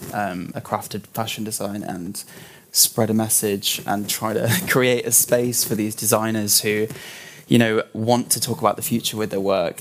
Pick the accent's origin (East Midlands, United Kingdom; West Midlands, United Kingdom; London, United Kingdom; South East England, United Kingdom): East Midlands, United Kingdom; Leicestershire; I'm half Czech and half English, but I grew up in the Midlands in Leicestershire in England